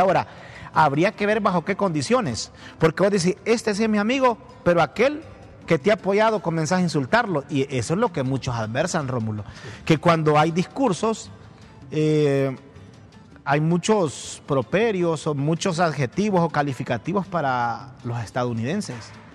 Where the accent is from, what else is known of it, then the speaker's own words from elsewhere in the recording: Teupasenti, El Paraíso, Honduras; now in Tegucigalpa, Honduras; en mi pueblo, allá en el Paraíso, en Tiupacente